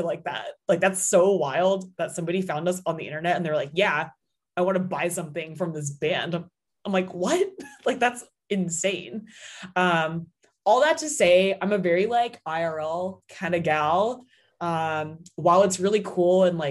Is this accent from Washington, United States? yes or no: yes; Seattle, Washington, United States; now in Los Angeles, United States; my hometown in Seattle